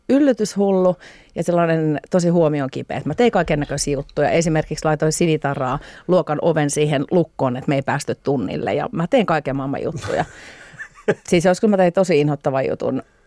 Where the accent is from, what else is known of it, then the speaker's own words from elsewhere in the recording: Pori, Satakunta, Finland; Mä oon kasvanut Porissa. No. Noormarkun kylässä